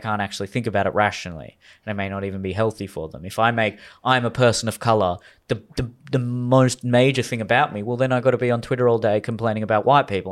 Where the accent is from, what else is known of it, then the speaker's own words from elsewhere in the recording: Australia; I was just born in Australia. I was just born to Indian parents.